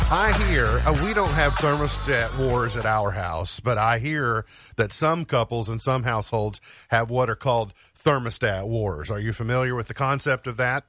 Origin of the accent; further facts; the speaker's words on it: United States; I'm an American